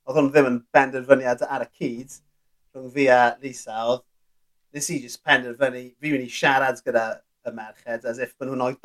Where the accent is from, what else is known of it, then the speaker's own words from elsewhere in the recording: west Wales, United Kingdom; accent: western Welsh influence; fel fi, dwi'n dwi, dwi, dwi siarad gyda acen amser dwi'n siarad Cymraeg, ti'n mae mae'na ma, ma ma ddylanwed gorllewinol yn enwedig arna